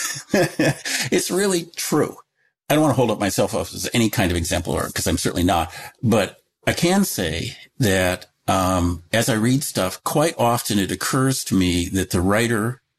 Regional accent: Seattle, Washington, United States; moved away; also born or lived in Michigan; when I was a very little, I moved from Michigan to, area around Seattle

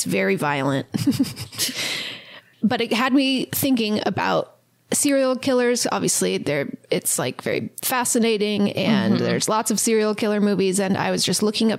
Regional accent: United Kingdom; Yeah, I'm British

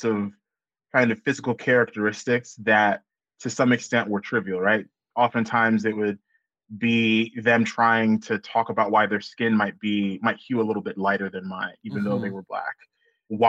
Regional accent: Oklahoma, United States; growing up in Oklahoma

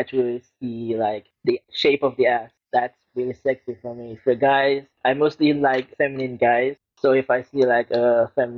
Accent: Lagos, Nigeria; Growing up in Lagos, Nigeria, it's a very strange area where I grew up

